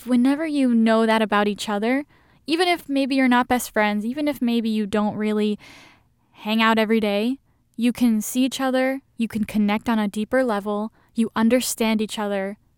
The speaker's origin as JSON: {"language": "English", "country": "Indonesia", "tie": "born or raised there", "second_language": "English", "said": "when people really know I grew up in Asia and went to Indonesian school, they're like, what? How can you even speak English?"}